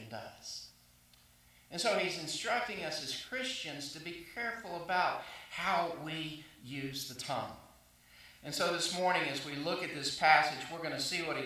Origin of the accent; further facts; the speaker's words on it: South Arkansas, United States; moved away as an adult; also born or lived in Waxahachie, Texas / South Carolina / Jackson, Mississippi / Florida; now in Texas, United States; I grew up in South Arkansas